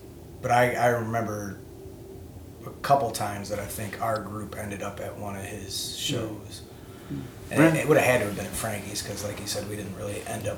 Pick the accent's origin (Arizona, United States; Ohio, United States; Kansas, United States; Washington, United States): Ohio, United States; Northwest; moved away as an adult; also born or lived in California; I'm from the Northwest Ohio area. At some point in time, I tried to get out a few different places. I ended up out west for about 12 years in California